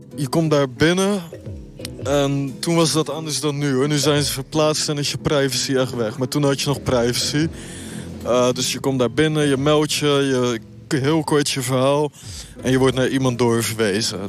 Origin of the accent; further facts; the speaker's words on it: Rotterdam, South Holland, Netherlands; ik kom uit Rotterdam